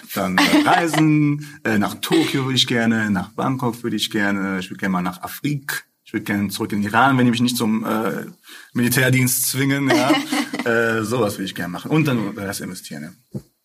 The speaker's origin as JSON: {"language": "German", "town": "Essen", "region": "North Rhine-Westphalia", "country": "Germany", "tie": "born or raised there", "said": "ich bin ja geboren, aufgewachsen hier in Essen"}